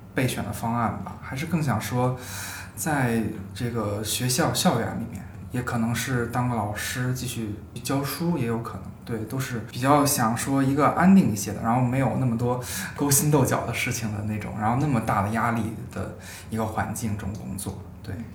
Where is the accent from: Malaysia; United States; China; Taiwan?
China; Beijing; 作为一个北京人